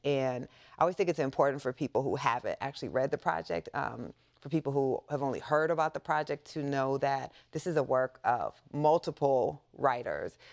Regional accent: Waterloo, Iowa, United States; I grew up in the Midwest in a small town, uh, called Waterloo, Iowa.

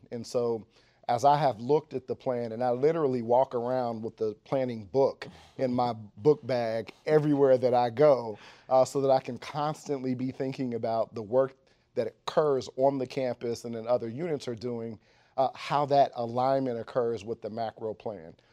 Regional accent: Dayton, Ohio, United States; moved away as an adult; now in Washington, D.C., United States; I went to public schools in Dayton, Ohio

